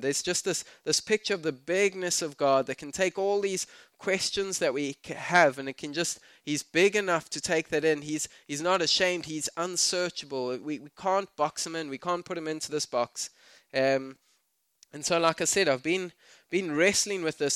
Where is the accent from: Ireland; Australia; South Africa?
South Africa; I'm South African